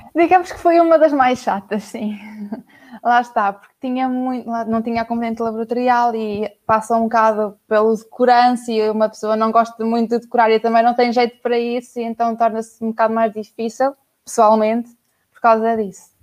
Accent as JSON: {"language": "Portuguese", "town": "Aveiro", "region": "Centro", "country": "Portugal", "said": "Sou da Aveiro"}